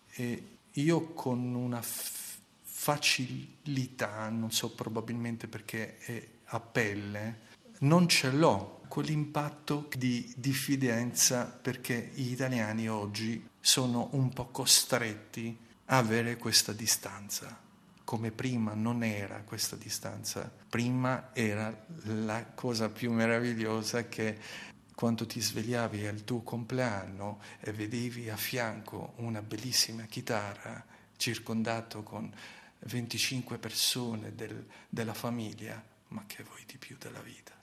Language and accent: Italian; Shkodër, Shkodër County, Albania; Italian is a second language; now in Italy; Anche se sono scuterino, doc, vado molto fiero per questi ventitré anni in Italia